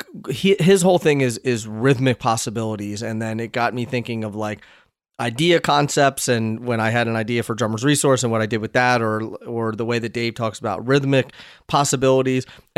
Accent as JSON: {"language": "English", "region": "Pennsylvania", "country": "United States", "also_born_or_lived": "Hoboken, New Jersey", "moved": "yes", "said": "I'm from Pennsylvania"}